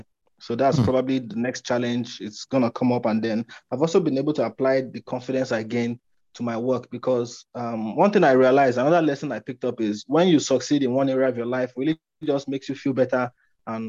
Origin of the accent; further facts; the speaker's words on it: Nigeria; I'm from Nigeria, right? And Nigeria is a developing country. And some of the things here don't work